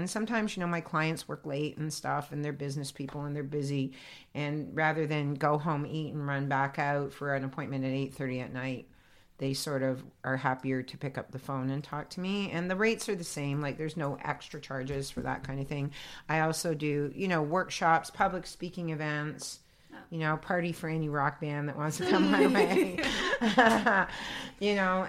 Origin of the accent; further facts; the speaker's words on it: Toronto, Ontario, Canada; born there; Yes, I've been doing the psychic fair since I was born in Toronto.